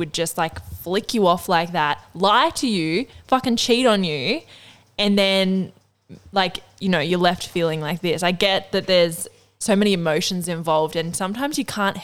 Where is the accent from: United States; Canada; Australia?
Australia; Northern Rivers, New South Wales; we're from the Northern Rivers